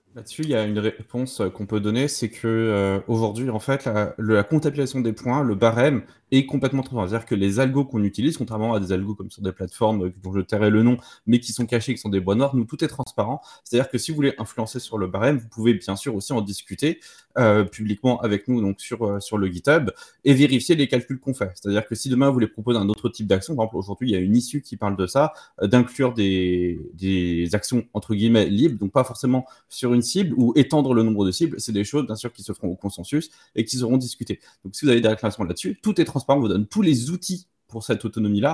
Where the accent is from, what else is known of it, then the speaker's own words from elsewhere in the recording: Paris suburbs, Île-de-France, France; j'ai grandi en, en banlieue parisienne